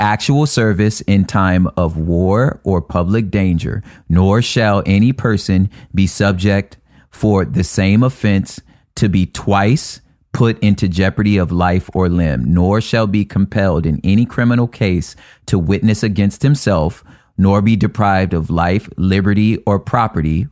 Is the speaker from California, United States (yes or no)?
yes; California, United States; I'm a Californian